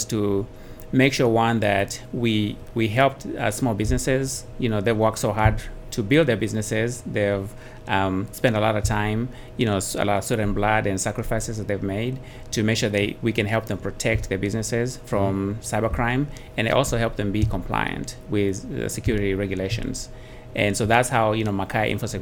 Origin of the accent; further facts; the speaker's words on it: Kenya; moved away as an adult; also born or lived in Dallas-Fort Worth, United States; now in Dallas, United States; I'm originally from Kenya. I came here in 1998.